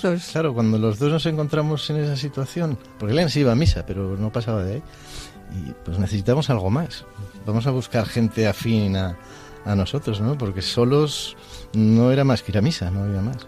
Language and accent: Spanish; Madrid, Community of Madrid, Spain; now in Segovia, Spain; soy de, nacido en Madrid, pero vivo con mi mujer Elena en, Segovia